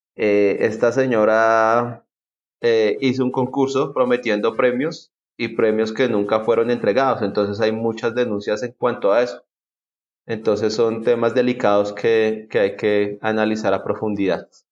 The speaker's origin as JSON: {"language": "Spanish", "country": "Colombia"}